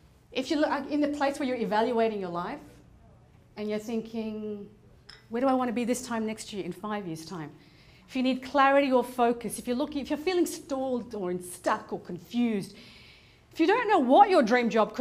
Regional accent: Afghanistan; moved away; I'm originally from Afghanistan

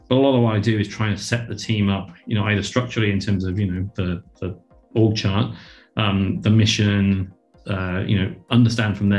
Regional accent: United Kingdom; moved away as an adult; now in Australia; coming in as a Brit

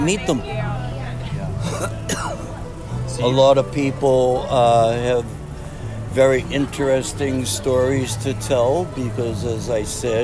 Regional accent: Cambridge, Massachusetts, United States; I come from Cambridge. It's a very historical, it's very diverse area

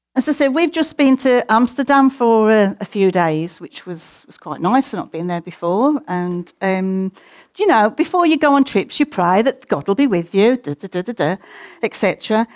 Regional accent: United Kingdom; we're British and a little bit more conservative

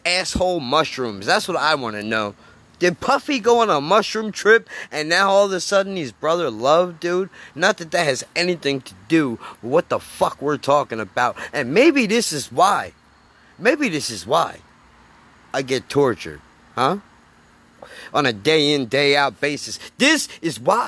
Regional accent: United States; as an American

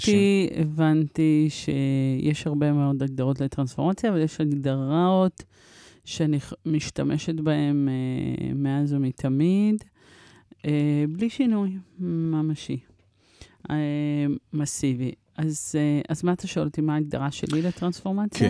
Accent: Israel; also born or lived in Paris, France / Morocco (ancestry); הייתי בת שנה ועשרה חודשים כשהגענו לארץ

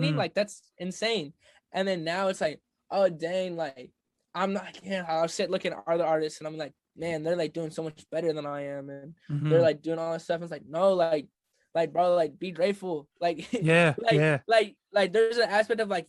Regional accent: Midland, Michigan, United States; I'm from Michigan, and when I'm from Michigan, there's not a whole lot of music culture.

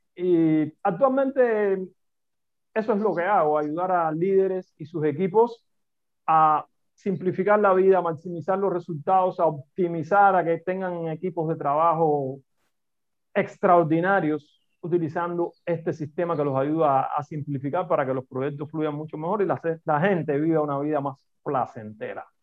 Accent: Cuba; accent: Cuban; moved away as an adult; also born or lived in Italy; now in Madrid, Spain; mi acento me delata, que soy cubano

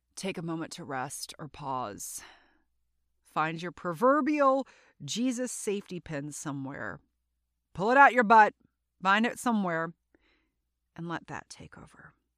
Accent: South Louisiana, United States; also born or lived in North Carolina; So, I grew up in Louisiana, in South Louisiana

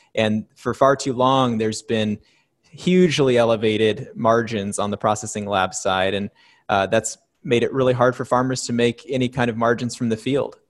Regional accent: Oregon, United States; my business partner Bree and I have been, uh, born and raised in Oregon

